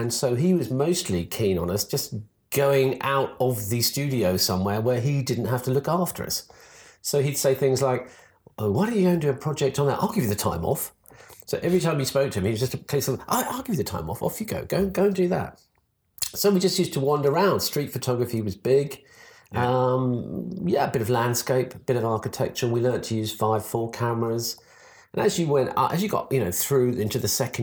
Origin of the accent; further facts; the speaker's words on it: Suffolk, East of England, United Kingdom; I was born in Suffolk